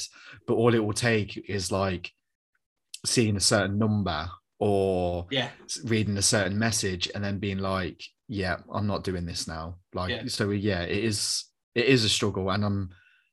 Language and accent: English; Coventry, West Midlands, United Kingdom; I'm this kid from Coventry